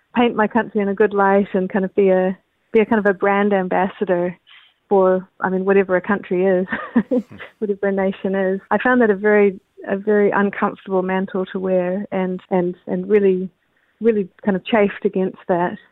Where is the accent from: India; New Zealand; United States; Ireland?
New Zealand; also born or lived in Canada; I'm a New Zealander.